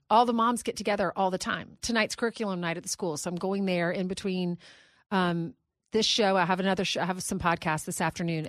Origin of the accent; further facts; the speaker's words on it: South Carolina, United States; moved away; also born or lived in Columbia, South Carolina; I grew up in South Carolina